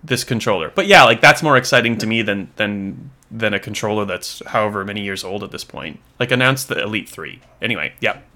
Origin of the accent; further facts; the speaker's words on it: Australia; as an Australian